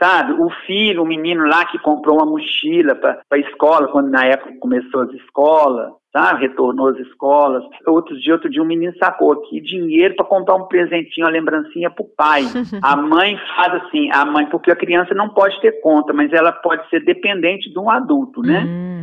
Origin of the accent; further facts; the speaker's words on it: interior of Minas Gerais, Brazil; moved away; also born or lived in Rio de Janeiro; É uma cidade aqui do interior de Minas, onde eu nasci aqui, mas eu morei muito tempo aí no Rio, morei 11 anos no Rio. E quando eu voltei para a cidade